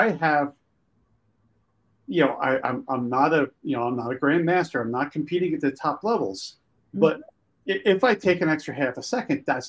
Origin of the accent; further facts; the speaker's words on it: Pennsylvania, United States; I grew up in Pennsylvania